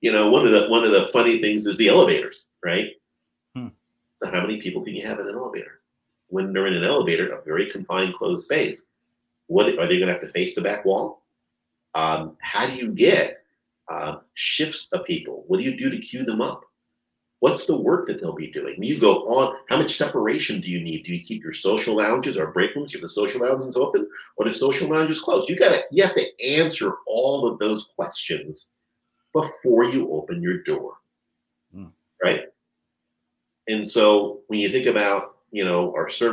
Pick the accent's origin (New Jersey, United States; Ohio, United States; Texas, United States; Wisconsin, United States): New Jersey, United States; We grew up in New Jersey